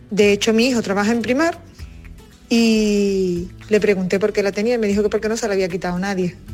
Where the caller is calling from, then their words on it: Cádiz, Andalusia, Spain; de Cádiz.